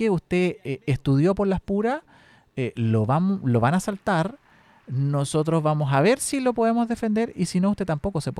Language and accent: Spanish; Talca, Maule, Chile; Yo soy de Talca.